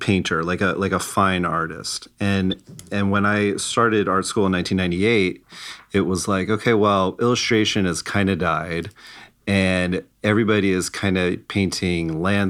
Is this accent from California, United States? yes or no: yes; Irvine, California, United States; I grew up in Irvine